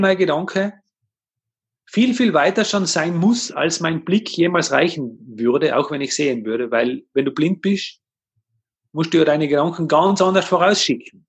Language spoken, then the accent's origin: German; Tyrol, Austria; bei uns in Tirol